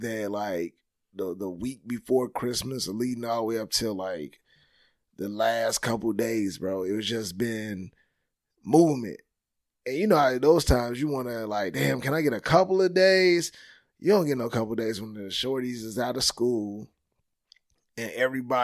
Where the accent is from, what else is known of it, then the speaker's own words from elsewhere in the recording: Chicago, Illinois, United States; now in Atlanta, United States; I'm from Chicago